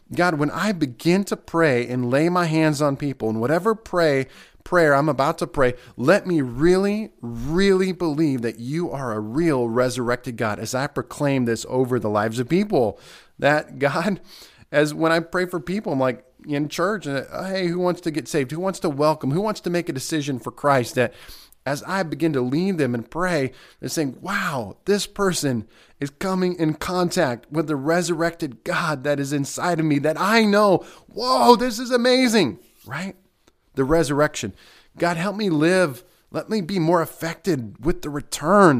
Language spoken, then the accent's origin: English; United States; especially as American believers